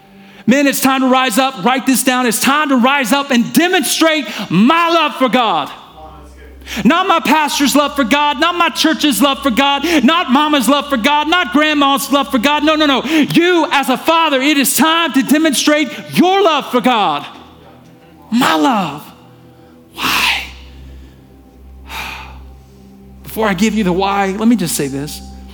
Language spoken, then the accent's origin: English; the South, United States; And so listen, I'm from the South. Many of you know that. And I'm kind of losing my accent.